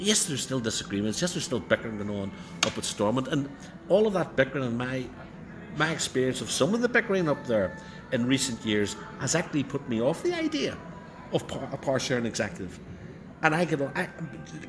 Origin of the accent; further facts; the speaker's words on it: Belfast, Northern Ireland, United Kingdom; I was from Turf Lodge